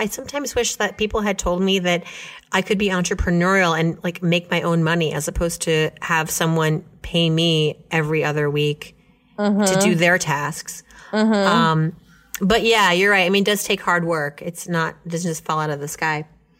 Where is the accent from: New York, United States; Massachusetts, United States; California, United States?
New York, United States; No, as a New Yorker.